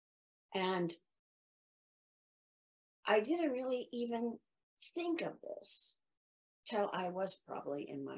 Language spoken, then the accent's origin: English; Midwest, United States; I grew up in the Midwest